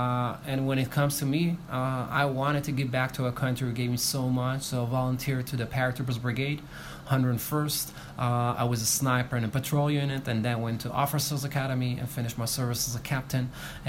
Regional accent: Israel; Me personally, I'm Israeli and then Ethiopian. But if you're going to see me in the street, you're going to think I'm Ethiopian.

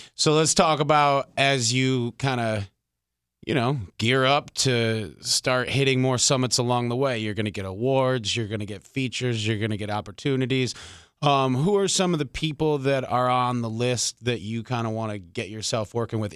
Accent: Detroit, Michigan, United States; I grew up in Detroit

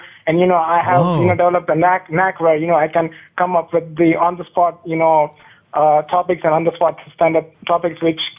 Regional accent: India; moved away as an adult; now in United States; I'm an Indian student.

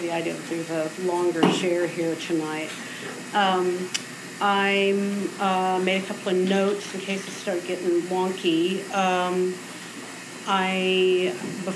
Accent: Austin, Texas, United States; I grew up in Austin. I was born here over in the Clarksville area

